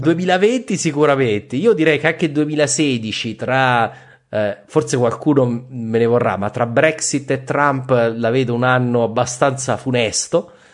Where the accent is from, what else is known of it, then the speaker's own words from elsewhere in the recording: Abruzzo, Italy; io sono abruzzese